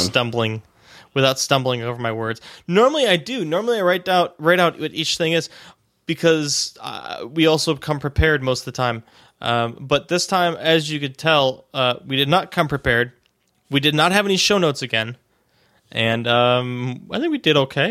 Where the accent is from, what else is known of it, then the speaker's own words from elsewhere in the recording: Cleveland, Ohio, United States; now in Pittsburgh, United States; I'm originally from Cleveland